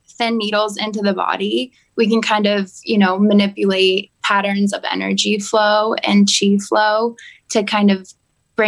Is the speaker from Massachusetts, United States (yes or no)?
yes; Sherborn, Massachusetts, United States; I grew up in Sherbourne, Massachusetts